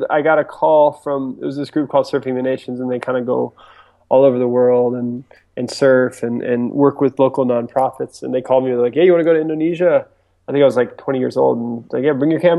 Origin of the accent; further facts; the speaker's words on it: East Coast, United States; also born or lived in Japan; I was actually born and raised on the East Coast of the U.S. So I grew up in kind of everywhere between Virginia Beach, and uh, Florida.